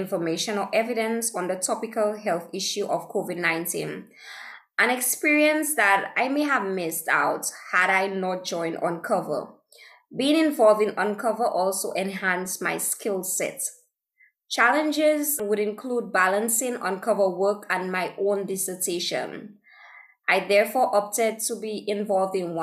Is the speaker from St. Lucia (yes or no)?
yes; St. Lucia; I am from St. Lucia, which is a small island in the Caribbean